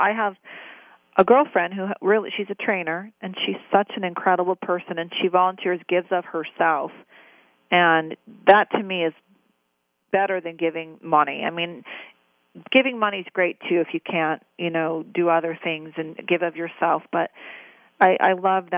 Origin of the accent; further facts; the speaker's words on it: Newport Beach, California, United States; I grew up in Newport Beach by, you know, L.A., where we didn't have good water